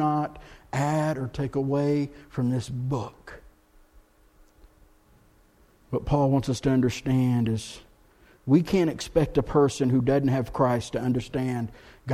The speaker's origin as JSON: {"language": "English", "region": "Texas", "country": "United States", "moved": "as an adult", "lives_now": "Blowing Rock, United States", "said": "I'm from Texas"}